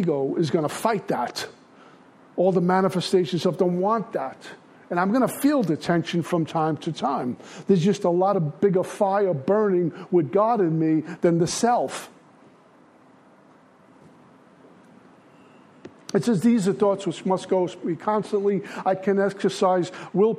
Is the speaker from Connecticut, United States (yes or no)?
no; New York City, New York, United States; I grew up in Brooklyn.